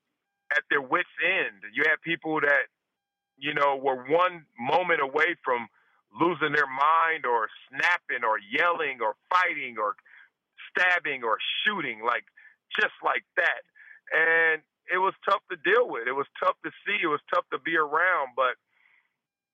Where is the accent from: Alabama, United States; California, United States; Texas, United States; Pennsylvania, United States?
California, United States; Compton; moved away as an adult; also born or lived in Buffalo; I'm proud that I'm from Compton. I'm proud I'm from South Central Los Angeles.